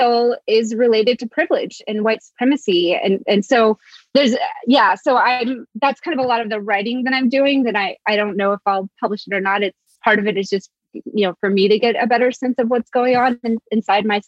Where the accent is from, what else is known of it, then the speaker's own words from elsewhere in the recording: Blue Ridge Mountains, Appalachia, United States; also born or lived in Mississippi / Alabama; I was born in Mississippi. I grew up in the Blue Ridge Mountains